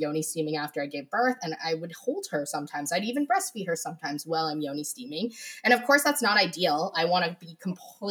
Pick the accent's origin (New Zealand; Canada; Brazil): Canada; I am Canadian